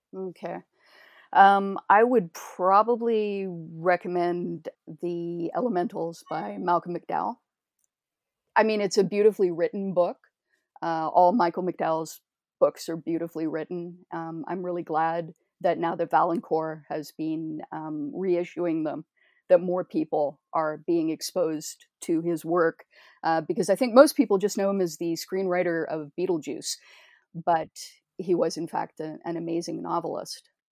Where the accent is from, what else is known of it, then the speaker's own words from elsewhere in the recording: Toronto, Ontario, Canada; as a Canadian